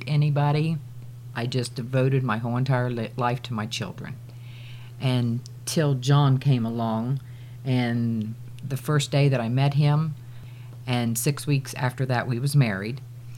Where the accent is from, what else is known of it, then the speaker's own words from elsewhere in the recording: Southern Ohio, United States; moved away; Originally, we're from Southern Ohio.